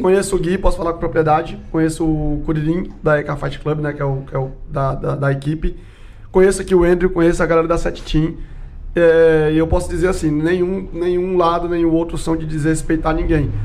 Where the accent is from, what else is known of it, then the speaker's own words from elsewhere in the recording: São Paulo, Brazil; eu sou de São Paulo